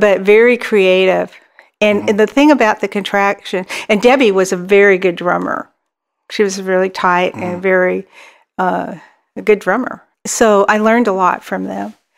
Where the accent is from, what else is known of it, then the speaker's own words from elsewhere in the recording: Dallas, Texas, United States; I grew, we grew up um, in Dallas, Dallas, Texas